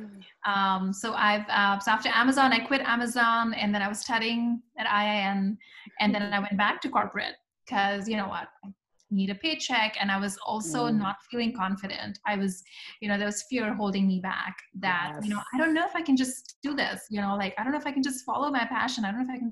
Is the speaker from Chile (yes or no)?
no; India; moved away as an adult; I am originally from India, and my journey has been a very typical immigrant journey where I came here for my master's in computer science